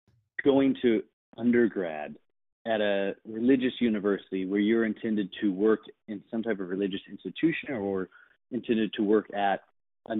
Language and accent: English; Missouri, United States; moved away as an adult; also born or lived in Washington, District of Columbia, United States / Washington State / California / New York City; I'm going to move back to my hometown for 9 months